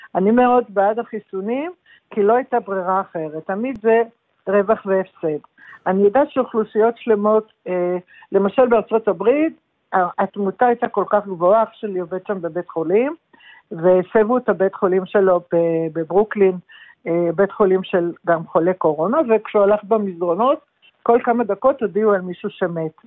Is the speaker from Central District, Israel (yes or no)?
yes; Yehud, Central District, Israel; also born or lived in Jerusalem; גדלתי, נולדתי בירושלים אבל גדלתי ביישוב קטן שנקרא יהוד